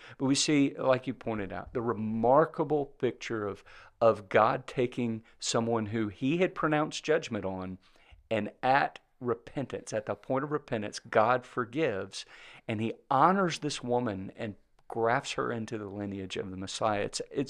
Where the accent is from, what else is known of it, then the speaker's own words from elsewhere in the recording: Mississippi, United States; I like Balaam because I'm from Mississippi.